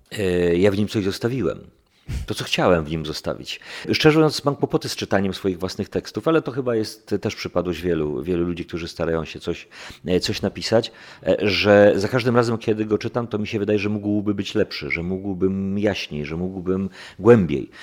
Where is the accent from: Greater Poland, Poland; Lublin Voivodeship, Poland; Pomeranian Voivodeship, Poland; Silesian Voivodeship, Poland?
Silesian Voivodeship, Poland; ja jestem Ślązakiem z dziada, pradziada, jestem do tej ziemi bardzo mocno przywiązany